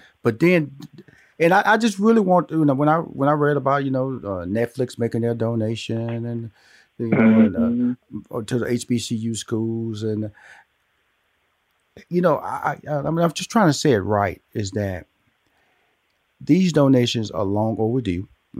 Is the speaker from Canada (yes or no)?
no; Houston, Texas, United States; I was born and raised in Houston, Texas. So I had Texas Southern in Houston, and I had Prairie View A&M down the road.